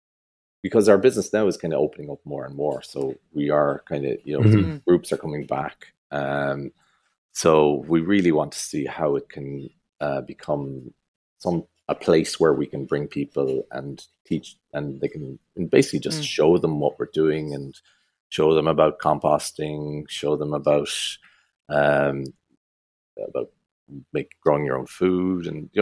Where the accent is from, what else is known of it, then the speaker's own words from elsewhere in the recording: United States; born there; moved away; So he left Sweden in the 1920s or something like that. And he emigrated to America. I was born in America. So we came here in the 80s.